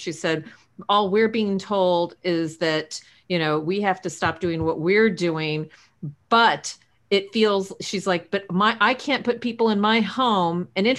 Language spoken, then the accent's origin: English; San Antonio, Texas, United States; There was this movement in San Antonio, my hometown, San Antonio, Texas, over Thanksgiving